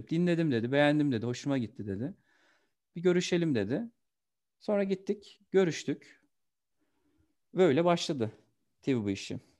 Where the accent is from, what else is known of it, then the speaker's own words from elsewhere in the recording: Kastamonu, Turkey; born there; 1991 Kastamonu doğumluyum.